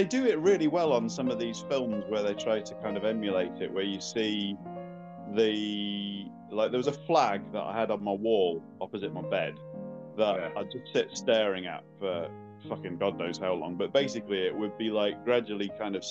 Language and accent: English; Northamptonshire, East Midlands, United Kingdom; moved away as an adult; also born or lived in Leeds / London; now in Aberdeen, United Kingdom; I only lived there till I was 7. And then and then my parents split up, so we moved down to Northamptonshire, where I spent most of my childhood